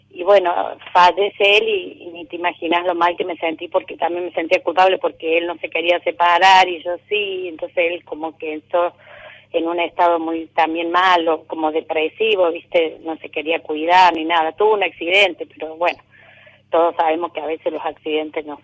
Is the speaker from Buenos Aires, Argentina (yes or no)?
no; Alta Gracia, Córdoba, Argentina; Soy de Altagracia, Córdoba.